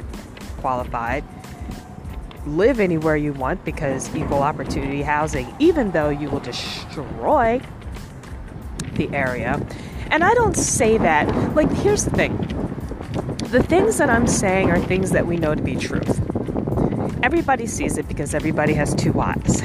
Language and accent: English; New York City, New York, United States; I grew up in Harlem.